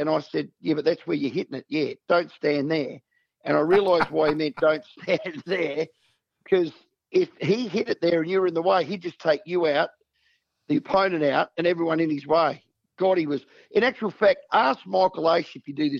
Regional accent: Wagin, Western Australia, Australia; also born or lived in Adelaide, South Australia; I was born in Adelaide. My mum's side of the family are all South Australian. We moved back to WA, I was about five or six, lived in a little country town called Wagen

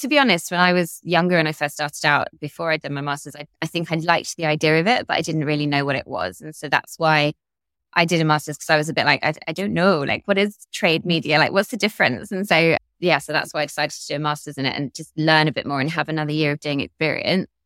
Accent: London, United Kingdom; also born or lived in Devon / Essex; I was born in London and grew up in both in London and Devon and actually Essex. My parents moved a bit when I was younger.

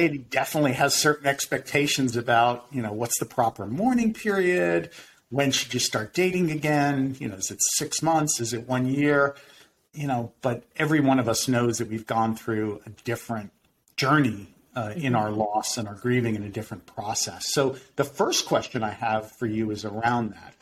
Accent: Winter Park, Florida, United States; a private practice in my hometown of Winter Park, Florida

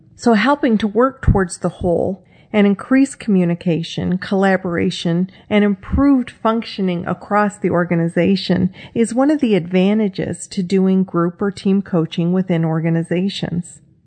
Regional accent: Michigan, United States; now in Texas, United States; being a little girl growing up in Michigan

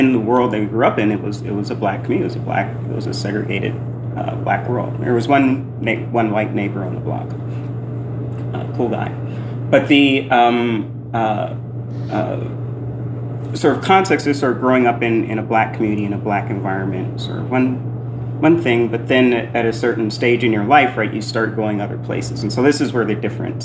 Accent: Indianapolis, Indiana, United States; moved away as an adult; also born or lived in New York City; I grew up in Indianapolis, Hoosier

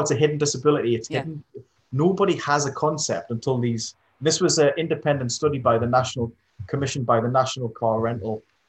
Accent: Stanley, North East England, United Kingdom; I live in a town called Stanley, which is basically hills.

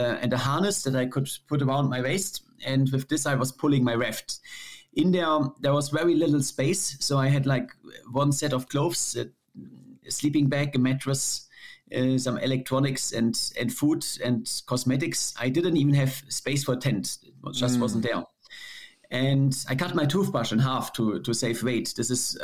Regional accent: Germany; my home country

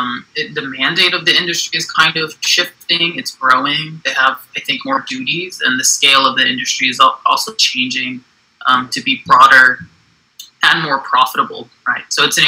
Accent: United States; also born or lived in Johannesburg, South Africa

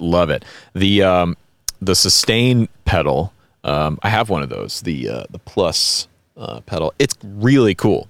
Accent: the American South, United States; we're Americans from the South

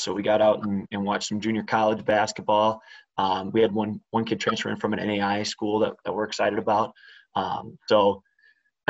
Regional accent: River Falls, Wisconsin, United States; I grew up in River Falls, Wisconsin

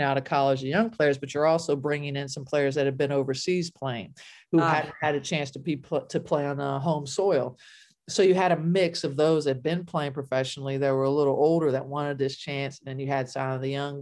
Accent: Ohio, United States; I grew up in Ohio, right, as a kid

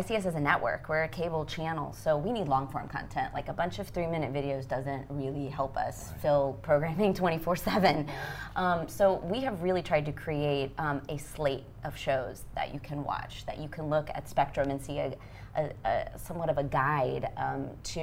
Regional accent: Texas, United States; moved away as an adult; also born or lived in Los Angeles, United States; I was born and raised in Texas

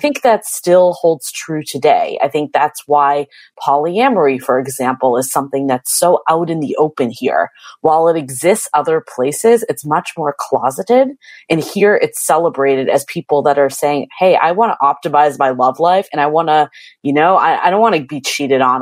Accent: East Coast, United States; moved away as an adult; now in San Francisco, United States; I'm originally from the East Coast

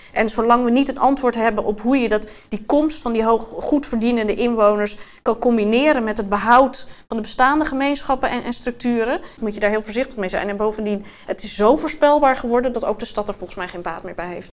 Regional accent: Amsterdam, North Holland, Netherlands; Ik ben in 1980 geboren in de Watergasmeer

